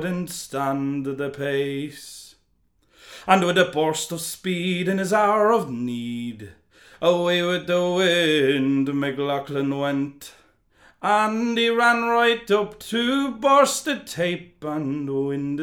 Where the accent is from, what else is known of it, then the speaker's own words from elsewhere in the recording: Drogheda, Leinster, Ireland; I grew up in Drogheda in Ballsgrove